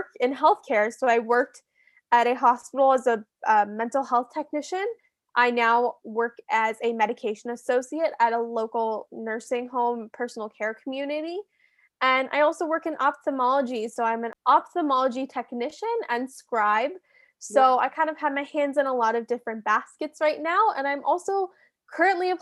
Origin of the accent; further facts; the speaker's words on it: Bethlehem, Pennsylvania, United States; I grew up in Bethlehem my entire life. So like 15 minutes from DeSales or so.